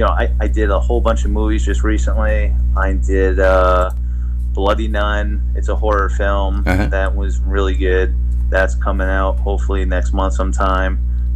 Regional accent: New Jersey, United States; now in Florida, United States; I was from New Jersey. I moved to Florida. So I had to take 2 years off because I had to settle into the new state.

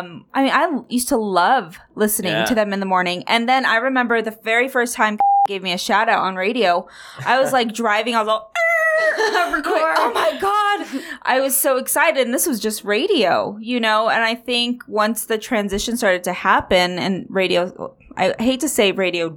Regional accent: Denver, Colorado, United States; I'm from Denver.

